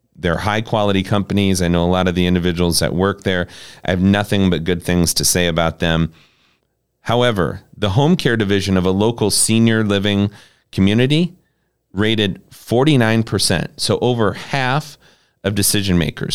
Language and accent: English; Harlan, Iowa, United States; We had a senior living community in Harlan, Iowa, where I, where I grew up